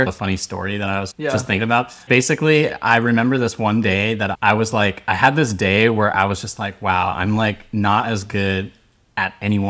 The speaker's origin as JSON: {"language": "English", "area": "Sonoma County", "region": "California", "country": "United States", "lives_now": "San Francisco, United States", "said": "I'm originally from around here. I'm from Sonoma County, an hour north of SF."}